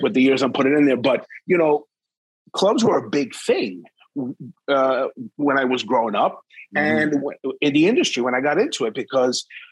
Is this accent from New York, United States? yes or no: yes; New York, United States; I grew up in New York